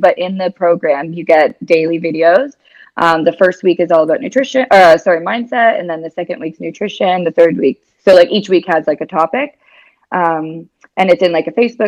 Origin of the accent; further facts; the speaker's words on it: Canada; moved away as an adult; also born or lived in California / Dubai / Spain / New Zealand; now in Australia; I'm Canadian. I've lived in like California, Dubai, Spain, New Zealand. Now I'm living in Australia.